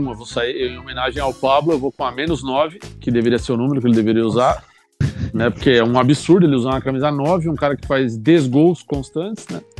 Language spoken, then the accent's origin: Portuguese; São Paulo, Brazil; até porque sou de São Paulo